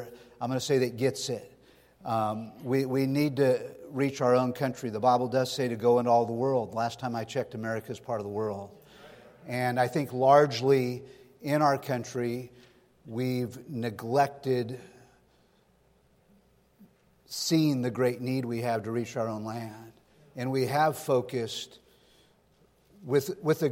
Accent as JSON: {"language": "English", "town": "Sonora", "region": "California", "country": "United States", "tie": "born or raised there", "also_born_or_lived": "Stockton, California", "said": "I grew up in Sonora in the foothills here. I was born and raised in Northern California"}